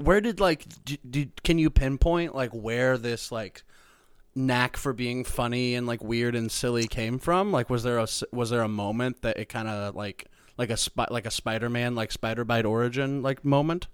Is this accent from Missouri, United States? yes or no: yes; Missouri, United States; moved away as an adult; also born or lived in Chicago; now in Los Angeles, United States; I'm from Missouri